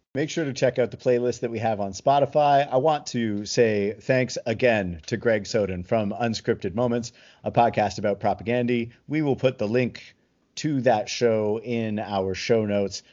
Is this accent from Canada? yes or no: yes; Toronto, Ontario, Canada; I'm, from Toronto